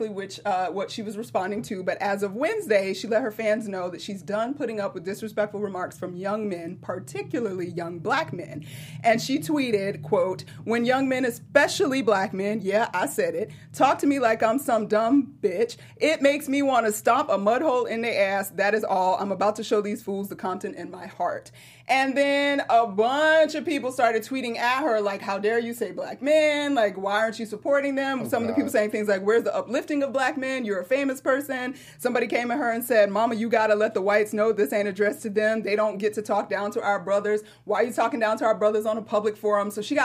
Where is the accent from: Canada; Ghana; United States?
United States; Atlanta, Georgia; my hometown, ATL